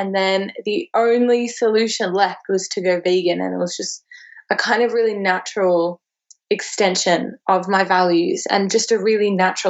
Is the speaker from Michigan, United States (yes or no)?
no; Texas, United States; also born or lived in Australia; especially growing up in Texas, I can only imagine how much, you know, meat is such a central part of everything